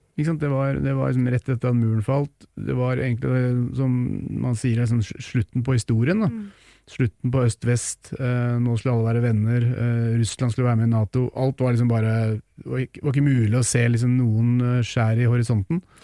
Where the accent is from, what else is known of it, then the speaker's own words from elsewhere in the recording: Nesodden, Akershus, Norway; jeg er fra Nesodden, utafor Oslo. Ute i, ute i Oslofjorden fantastisk sted å vokse opp